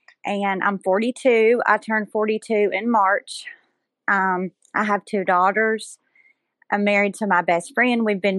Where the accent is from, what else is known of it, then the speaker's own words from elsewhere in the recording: Scottsboro, Alabama, United States; also born or lived in Collinsville, Alabama; I was born and raised in Scottsboro, with Jason's family being in Gunnersville.